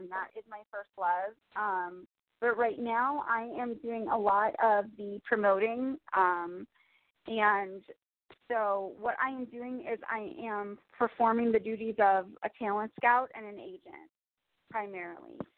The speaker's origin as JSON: {"language": "English", "town": "New York City", "region": "New York", "country": "United States", "said": "I'm from New York City"}